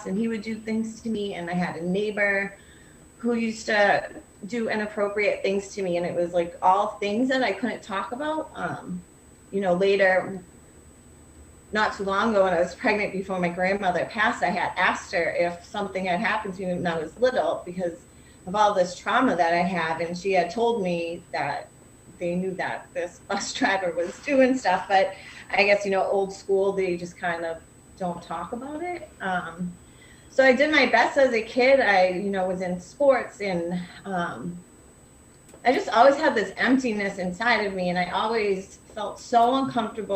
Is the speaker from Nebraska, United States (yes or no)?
no; Lynn, Massachusetts, United States; I'm from Lynn